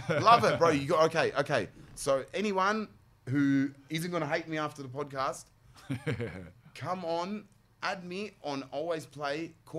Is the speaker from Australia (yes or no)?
yes; Sydney, New South Wales, Australia; But at least I'm from Waterloo.